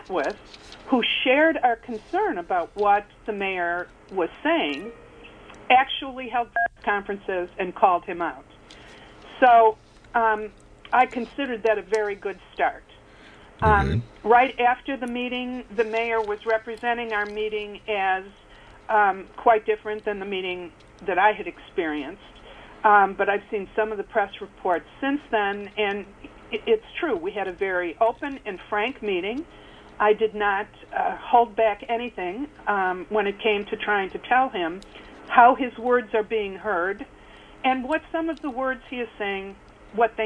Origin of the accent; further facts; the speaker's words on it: Detroit, Michigan, United States; moved away; I told you I'm from Detroit.